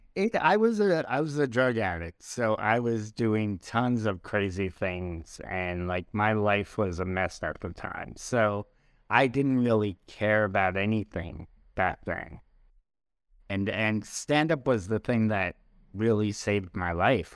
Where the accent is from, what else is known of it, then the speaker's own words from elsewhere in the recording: New York, United States; my wife makes fun of the way I talk, uh, talk, talk, 'cause I'm a I'm from New York, and we, we say our O Rs